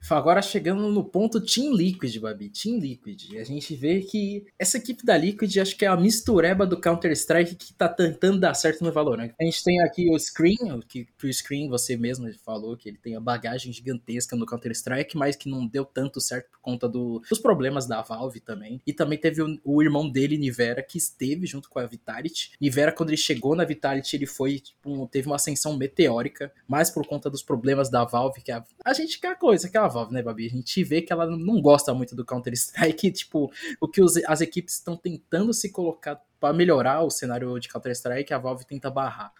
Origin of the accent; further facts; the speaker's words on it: Brazil; eu como brasileiro falo